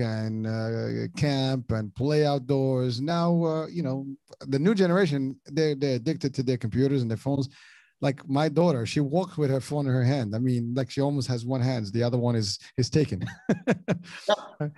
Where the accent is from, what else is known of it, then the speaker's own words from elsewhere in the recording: Morocco; moved away; I grew up in Morocco